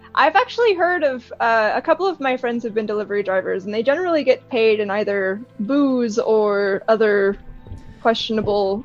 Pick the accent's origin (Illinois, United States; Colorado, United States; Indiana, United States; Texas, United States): Colorado, United States; I'm from Colorado